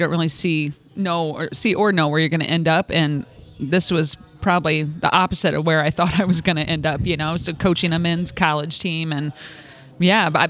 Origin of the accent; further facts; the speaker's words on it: Alton, Illinois, United States; I'm from Alton, Illinois, and that's where I played in high school.